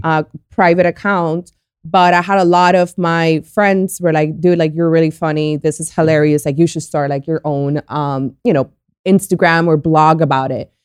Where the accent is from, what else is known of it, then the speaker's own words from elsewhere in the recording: Colombia; now in Miami, United States; I was born in Colombia, and I've been here since nineteen ninety-nine. I live in Miami.